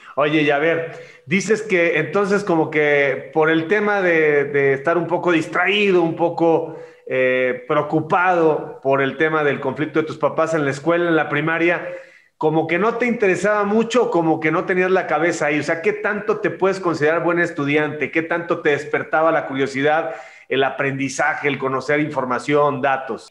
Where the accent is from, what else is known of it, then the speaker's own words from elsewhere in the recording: Mexico; Nosotros somos, los latinos, los mexicanos, somos muy muéganos